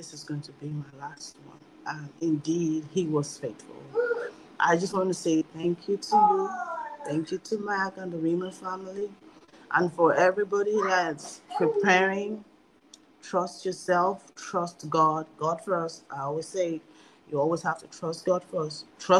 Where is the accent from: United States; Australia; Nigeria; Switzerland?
Nigeria; I'm Nigerian.